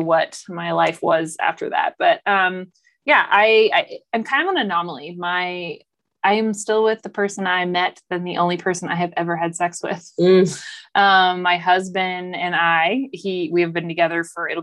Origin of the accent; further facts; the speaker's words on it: Houston, Texas, United States; moved away as an adult; now in Colorado, United States; I grew up in a really big city. I grew up in Houston